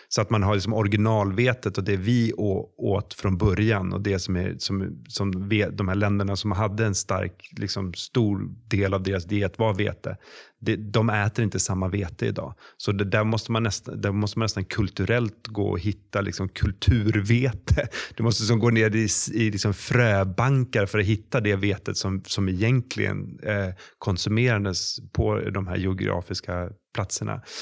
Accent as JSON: {"language": "Swedish", "country": "Sweden", "said": "vi svenskar"}